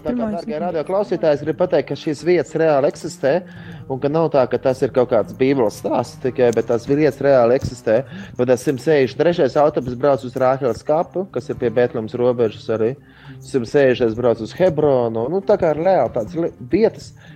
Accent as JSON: {"language": "Latvian", "country": "Latvia", "said": "mēs esam no Latvijas."}